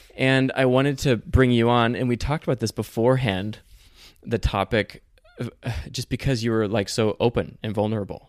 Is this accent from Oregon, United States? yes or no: yes; Ashland, Oregon, United States; also born or lived in Sacramento, California / Utah / Las Vegas, Nevada; we moved to Oregon. So Oregon's kind of my home